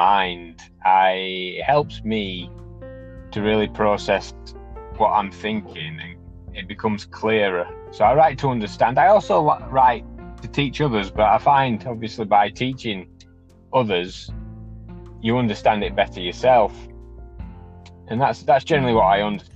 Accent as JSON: {"language": "English", "town": "Wakefield", "region": "Yorkshire and the Humber", "country": "United Kingdom", "said": "I am from Wakefield in the United Kingdom"}